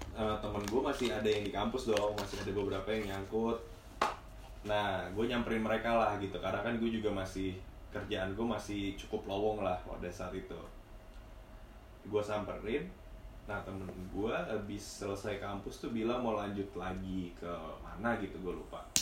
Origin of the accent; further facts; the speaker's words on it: Bekasi, West Java, Indonesia; aku orang Bekasi